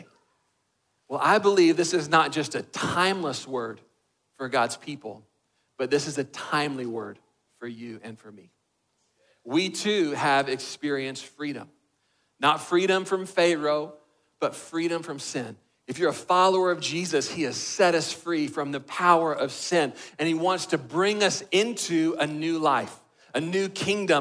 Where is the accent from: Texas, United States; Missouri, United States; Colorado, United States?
Texas, United States; I'm a boy from Texas